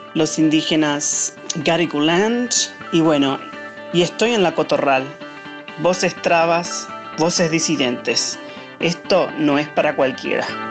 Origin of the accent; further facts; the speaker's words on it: Sydney, New South Wales, Australia; Nací en Sydney, Australia, donde me encuentro ahora